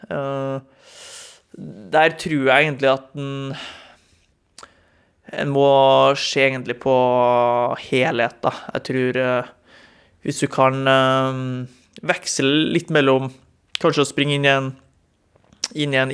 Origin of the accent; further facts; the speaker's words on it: Trondheim, Trøndelag, Norway; Når jeg bodde hjemme i Trondheim, eh, gikk på videregående, og det var en halvmeter med snø ut, og det eneste alternativet var å springe krappe svinger i Leangen ishall i Trondheim, så ble det mye mølleløping.